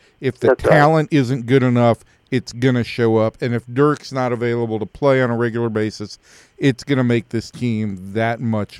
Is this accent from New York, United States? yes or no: no; Atlanta, Georgia, United States; I grew up in Atlanta.